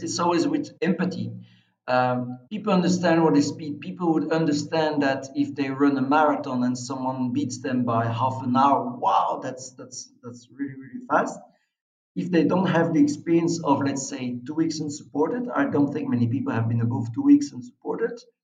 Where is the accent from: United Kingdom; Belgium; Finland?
Belgium; I'm from a small country